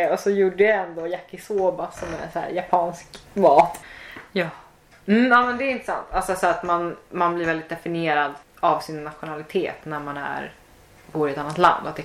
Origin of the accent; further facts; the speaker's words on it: Sweden; jag är svensk liksom. Och i vissa andra situationer så bara ja jag vet att jag är svensk liksom.